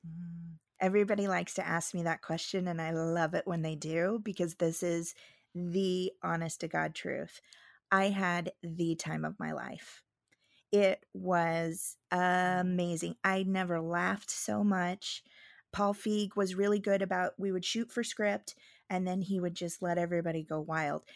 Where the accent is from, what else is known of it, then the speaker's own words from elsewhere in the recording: Midwest, United States; moved away; I'm from the Midwest